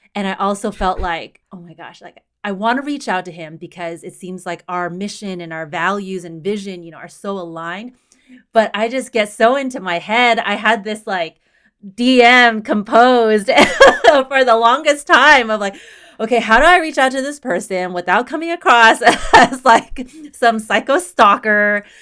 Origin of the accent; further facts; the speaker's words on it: Houston, Texas, United States; moved away as an adult; also born or lived in Austin, Texas; now in Boston, United States; I was born and raised in Houston, Texas, and I lived in Houston and in Austin